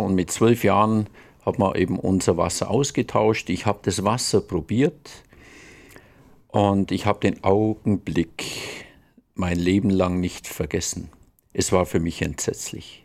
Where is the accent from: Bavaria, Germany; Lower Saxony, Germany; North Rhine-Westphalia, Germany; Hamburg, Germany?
Bavaria, Germany; Allgäu; ich komme aus dem Allgäu, aus dem wunderbaren Allgäu die wohl wunderbarste Region der Welt